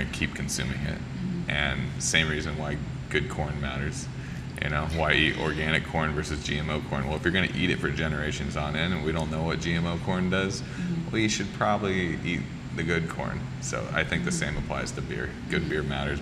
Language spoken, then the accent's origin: English; Santa Rosa, California, United States; now in Hawaii, United States; I grew up in Santa Rosa, California